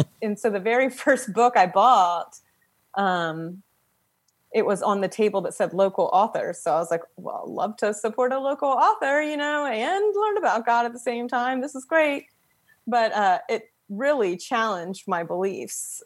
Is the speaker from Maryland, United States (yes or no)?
yes; Frederick, Maryland, United States; I'm from Frederick, Maryland